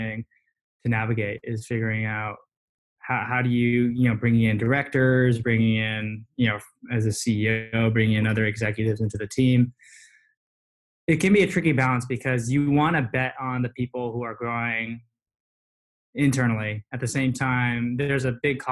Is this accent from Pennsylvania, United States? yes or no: no; Cupertino, California, United States; I grew up in Cupertino